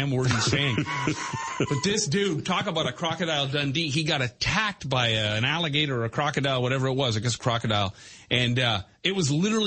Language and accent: English; Brampton, Ontario, Canada; growing up in Brampton in Chingacuzzi Park, there was Mount Chingacuzzi